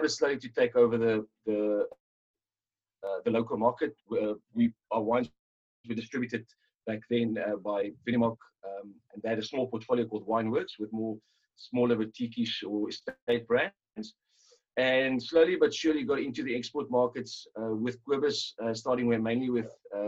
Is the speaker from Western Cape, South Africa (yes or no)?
yes; Robertson, Western Cape, South Africa; also born or lived in Stellenbosch; grew up in Robertson, and obviously amongst quite a few wine families and friends